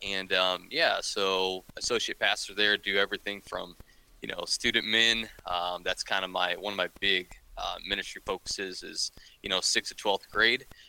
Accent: northern Ohio, United States; also born or lived in Kansas; I was born and raised in Ohio, um, up in up in northern Ohio

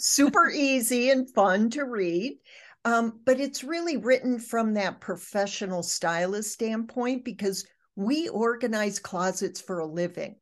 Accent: Michigan, United States; moved away; I was raised in Michigan. I don't live in Michigan anymore, nor have I for 50 years

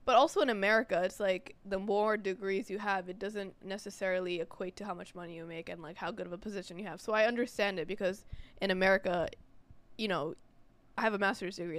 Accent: New York, United States; we're, we're American born. I'm from New York

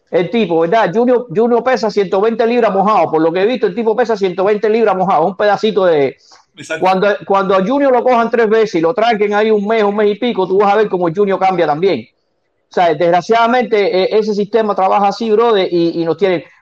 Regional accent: Cuba; Yo veo cómo, no, cómo nos tiramos, como los cubanos.

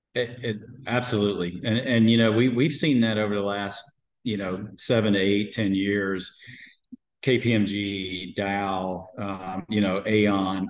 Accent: Atlanta, Georgia, United States; moved away; also born or lived in Arizona; I grew up in Atlanta. I grew up down south

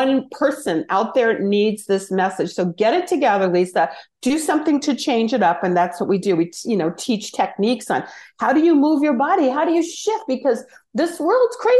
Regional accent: Los Angeles, California, United States; I'm from Los Angeles, born in Hollywood

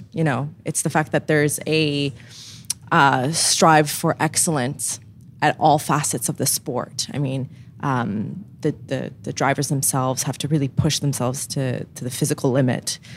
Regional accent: Montreal, Quebec, Canada; I grew up in Montreal and it was very much part of the culture of my family

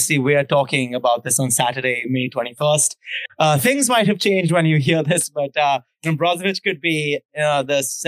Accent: India; me being Indian

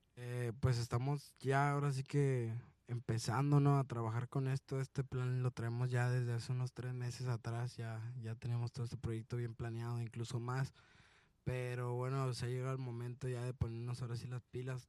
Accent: Guanajuato, Mexico; also born or lived in Sonora; de Guanajuato

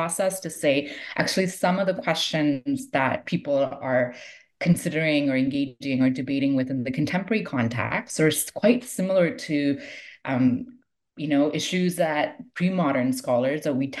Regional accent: Toronto, Ontario, Canada; So Toronto, I spent the most time in, and this was partly just practical because I'm from Toronto. I grew up in Toronto, and I had the most connections to Sufi communities in Toronto.

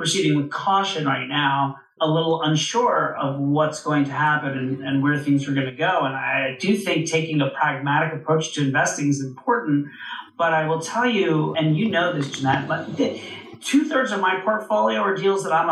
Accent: Orlando, Florida, United States; born or raised there; moved away as an adult; also born or lived in New York City

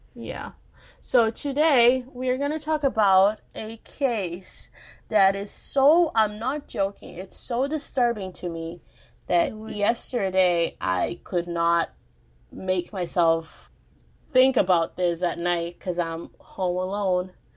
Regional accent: Minas Gerais, Brazil; my home state, Minas Gerais, aka Texas of Brazil.

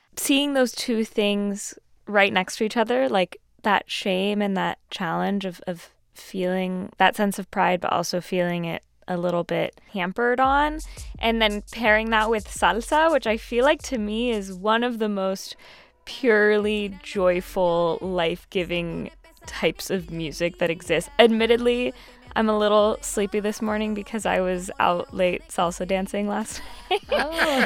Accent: Southern California, United States; growing up in Southern California, I wasn't around a ton of Puerto Ricans earlier in life

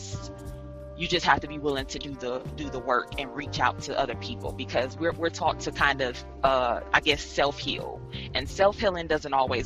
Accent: Detroit, Michigan, United States; moved away; also born or lived in Cleveland, Ohio; I was born in Detroit, Michigan. I moved to Cleveland, Ohio.

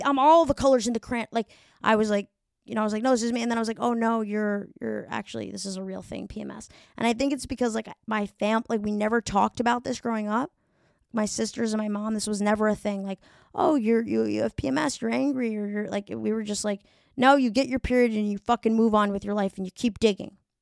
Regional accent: New York, United States; I'm from New York

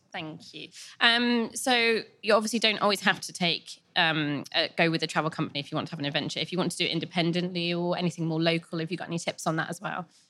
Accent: West Country, South West England, United Kingdom; we're both from the West Country

